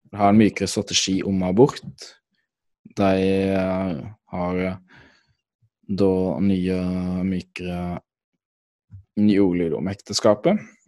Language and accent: Norwegian; Norway; Jeg kommer fra Norge